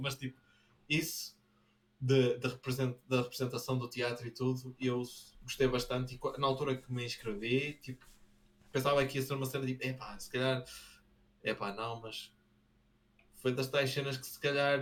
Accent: Braga, Norte, Portugal; Braga tem. Nós temos um, um sotaque

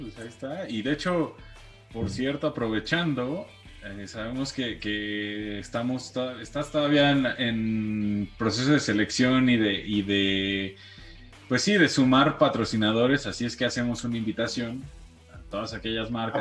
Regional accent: Mexico

